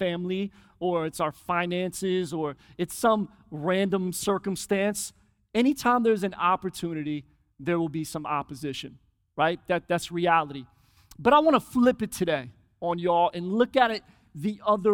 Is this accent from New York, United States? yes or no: no; Philadelphia, Pennsylvania, United States; I grew up in Philly